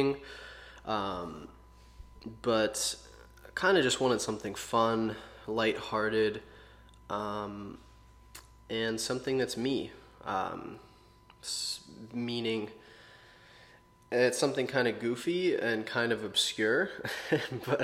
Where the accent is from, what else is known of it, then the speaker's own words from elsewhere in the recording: Pittsburgh, Pennsylvania, United States; I was born in Pittsburgh, Pennsylvania, and pretty normal life, normal childhood.